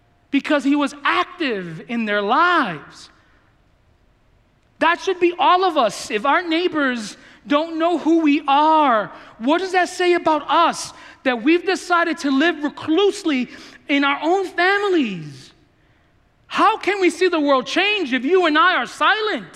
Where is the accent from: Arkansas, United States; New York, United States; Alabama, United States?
New York, United States; New York City; I grew up in the Bronx